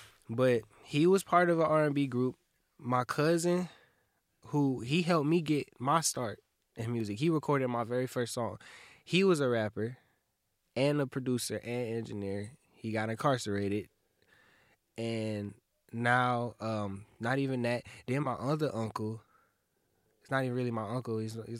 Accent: Kalamazoo, Michigan, United States; born there; I was born in KZU. Like, my parents, they went to Western. And they had me.

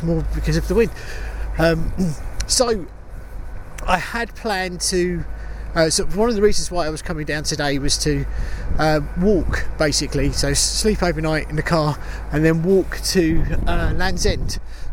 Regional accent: United Kingdom; I'm British

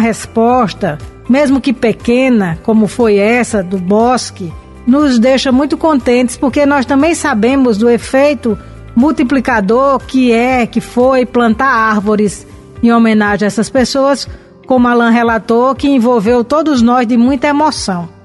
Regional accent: Brazil; na região de onde nós viemos, de onde eu vim, no Siridó

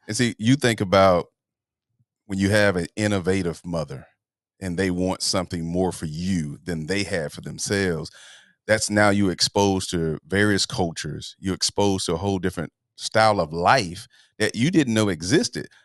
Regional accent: Atlanta, Georgia, United States; moved away as an adult; now in Los Angeles, United States; I'm from Atlanta, Georgia.

